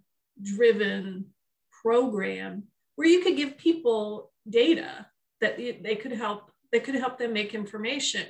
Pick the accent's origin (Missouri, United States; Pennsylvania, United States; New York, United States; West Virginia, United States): Pennsylvania, United States; State College; moved away as an adult; also born or lived in Ohio / Michigan; I grew up in State College, Pennsylvania